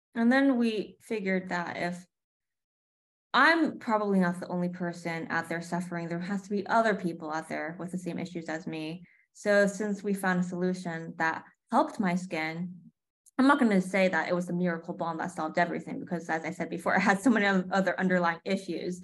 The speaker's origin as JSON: {"language": "English", "region": "New York", "country": "United States", "tie": "born or raised there", "also_born_or_lived": "Connecticut / Bay Area, California", "moved": "yes", "lives_now": "Los Angeles, United States", "said": "I grew up in New York, then moved to Connecticut, and then the Bay Area."}